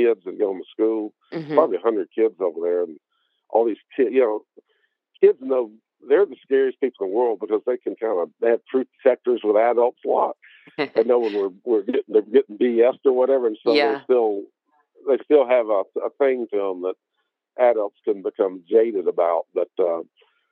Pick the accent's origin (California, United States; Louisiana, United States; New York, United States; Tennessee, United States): Tennessee, United States; Memphis; Memphis, where she went to high school and where I went to high school